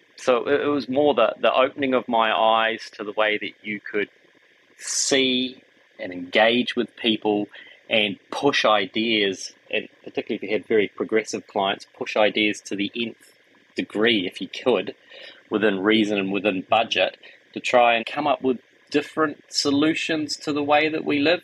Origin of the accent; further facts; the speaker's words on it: Wellington, New Zealand; moved away as an adult; also born or lived in Auckland; the farmland in Wellington where we grew up